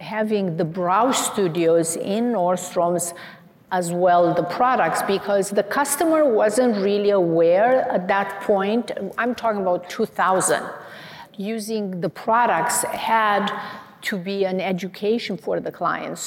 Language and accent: English; Romania; now in United States; So I emigrated from Romania